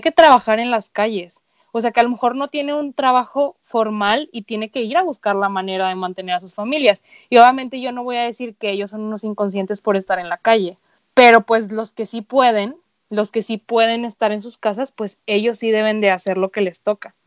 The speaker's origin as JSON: {"language": "Spanish", "country": "Venezuela", "tie": "born or raised there", "moved": "yes", "said": "yo muchos años viví en Venezuela"}